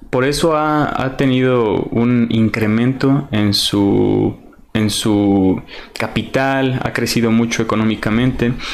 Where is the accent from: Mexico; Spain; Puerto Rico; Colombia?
Mexico; Yo quiero decir, yo soy mexicano. Yo sé que tenemos una gastronomía muy completa.